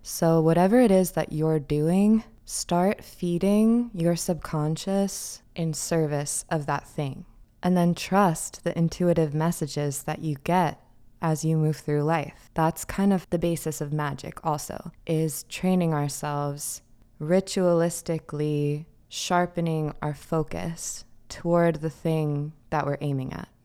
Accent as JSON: {"language": "English", "region": "New York", "country": "United States", "said": "I'm a New Yorker, this is New York Podcast"}